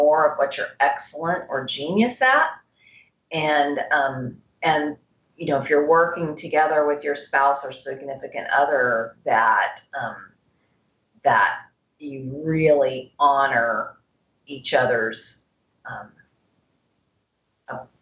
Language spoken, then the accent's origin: English; Texas, United States; I'm from Texas, from the South